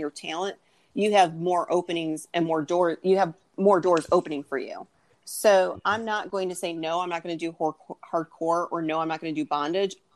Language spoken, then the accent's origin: English; Michigan, United States; now in South Carolina, United States; I'm from the North. I grew up in Michigan. I live in South Carolina now